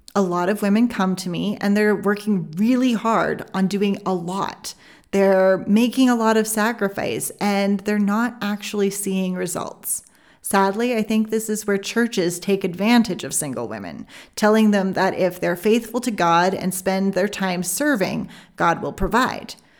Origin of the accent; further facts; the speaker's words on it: Canada; I'm Canadian